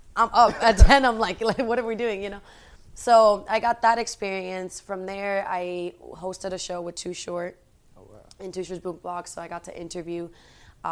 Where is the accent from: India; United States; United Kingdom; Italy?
United States; Although I grew up in America, like, my family is very Spanish